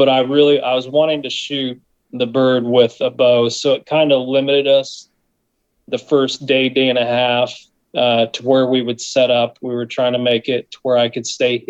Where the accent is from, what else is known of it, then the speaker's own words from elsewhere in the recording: South Central Kansas, United States; from Elevate Stand Company from South Central Kansas